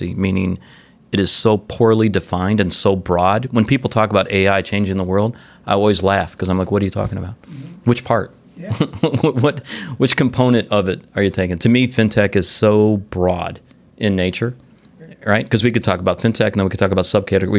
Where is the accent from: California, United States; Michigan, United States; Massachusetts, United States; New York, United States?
Michigan, United States; Detroit; also born or lived in Atlanta; now in Florida, United States; That's my hometown.